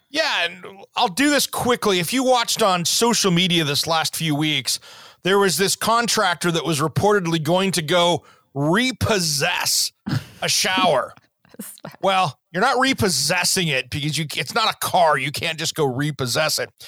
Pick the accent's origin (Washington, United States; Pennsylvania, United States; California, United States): Washington, United States; Tri-Cities, Eastern; growing up in Eastern Washington, the Tri Cities